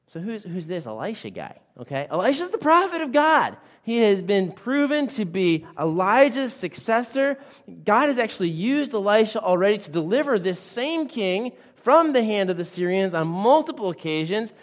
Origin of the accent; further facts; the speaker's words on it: Western Massachusetts, United States; I grew up in Western Massachusetts